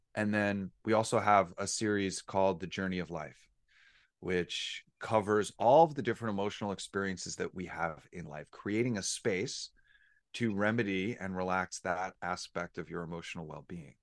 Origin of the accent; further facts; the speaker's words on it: New York, United States; moved away; I was born and raised in New York